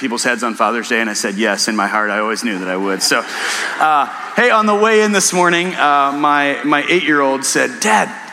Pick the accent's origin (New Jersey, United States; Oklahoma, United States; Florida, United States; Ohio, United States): Ohio, United States; Wayne County; I'm from Wayne County, which borders Holmes County, the largest Amish settlement in the world.